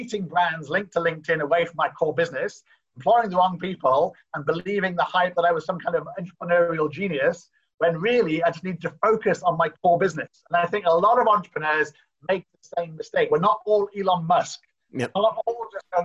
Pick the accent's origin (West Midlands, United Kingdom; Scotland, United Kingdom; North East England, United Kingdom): North East England, United Kingdom; Newcastle; moved away as an adult; I'm from Newcastle in the UK